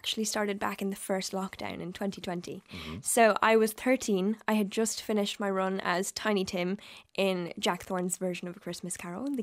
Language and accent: English; Killiney, Leinster, Ireland; I'm from Dublin. I'm from Killiney, the lovely Killiney